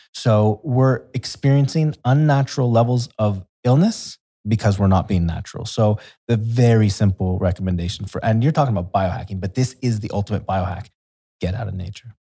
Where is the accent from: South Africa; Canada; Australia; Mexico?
Canada; moved away as an adult; also born or lived in Brazil / Thailand; now in Dubai, United Arab Emirates; I'm from Canada